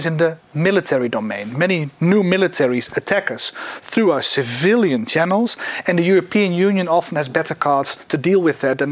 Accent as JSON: {"language": "English", "country": "Netherlands", "tie": "born or raised there", "said": "my home country, the Netherlands"}